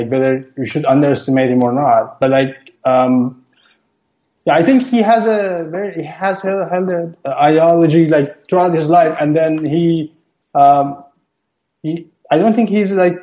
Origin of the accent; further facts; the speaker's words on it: Iran; moved away as an adult; now in Canada; I'm originally from Iran